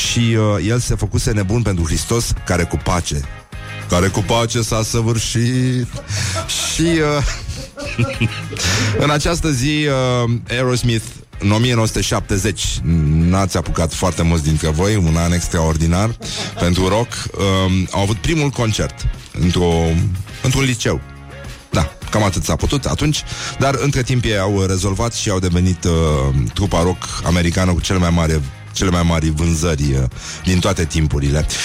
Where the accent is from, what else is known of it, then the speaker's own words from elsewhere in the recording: Teleorman County, Romania; eu sunt din Teleorman Ca orice local din Teleorman Am găsit în fundul curții o valiză cu documente